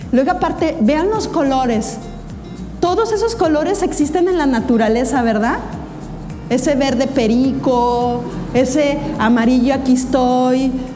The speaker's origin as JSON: {"language": "Spanish", "country": "Mexico", "said": "como mexicanos"}